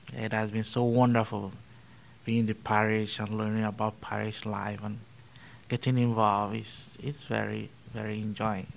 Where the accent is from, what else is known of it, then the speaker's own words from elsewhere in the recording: Benue, Nigeria; moved away as an adult; I was born in a little town called Kasnaala in Benue State, in central Nigeria